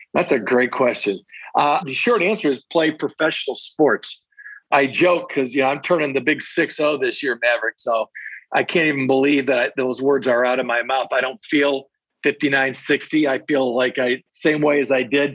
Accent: Saginaw, Michigan, United States; also born or lived in Three Rivers, Michigan / Van Wert, Ohio; now in Detroit, United States; settled in Saginaw, where really I went to uh, public schools in Saginaw Township there from kindergarten years all the way through my uh, high school graduation. So I consider myself in my hometown to be Saginaw

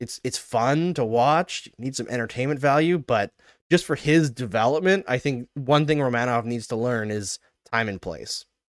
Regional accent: Canada; We're Canadian

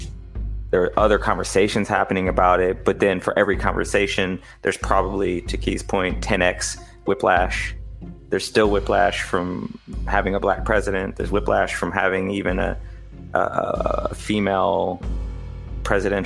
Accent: Indianapolis, Indiana, United States; I grew up in Indianapolis.

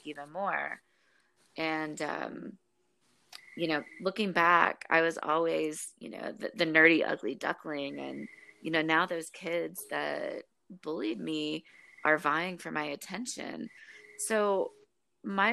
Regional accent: Memphis, Tennessee, United States; moved away; I'm originally from Memphis, Tennessee

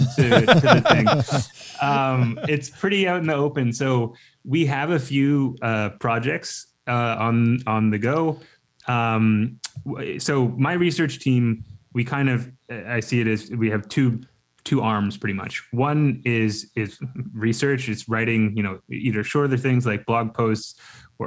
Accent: Canada; I'm from Canada

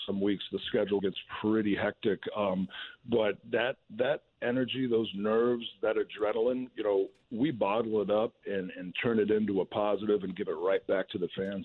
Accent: St. Louis, Missouri, United States; being in my hometown

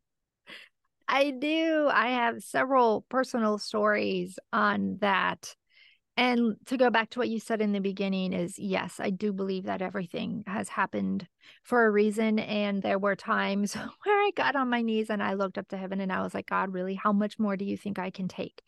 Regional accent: Michigan, United States; I'm from Michigan

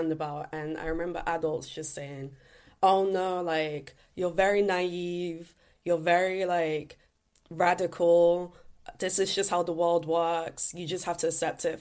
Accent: London, United Kingdom; Growing up in East London

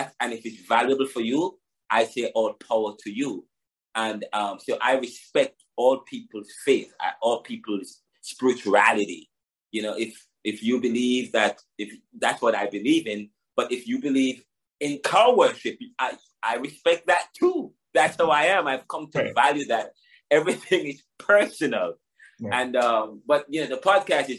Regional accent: Jamaica; I'm from Jamaica

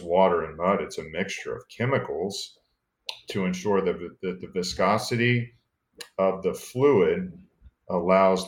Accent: Space Coast, Florida, United States; also born or lived in McAllen, Texas; My entire childhood was really growing up on the Space Coast

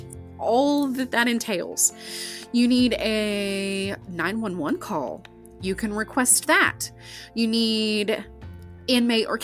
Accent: Ada, Oklahoma, United States; I'm homegrown from Ada, Oklahoma

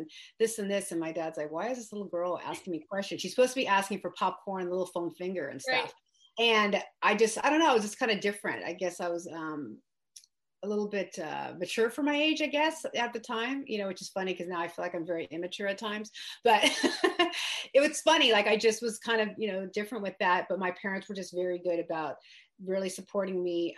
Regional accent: the Bay Area, California, United States; I grew up in the Bay Area, like really close to where I'm at now in Brentwood.

